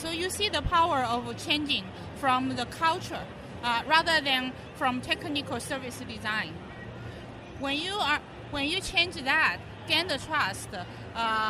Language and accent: English; China